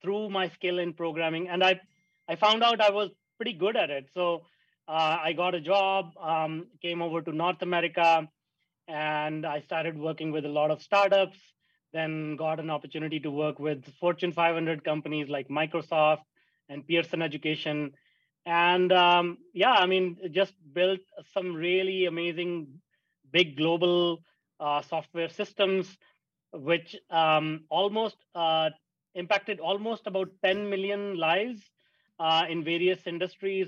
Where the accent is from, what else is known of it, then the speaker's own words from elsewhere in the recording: India; moved away; I grew up in India, a small town in India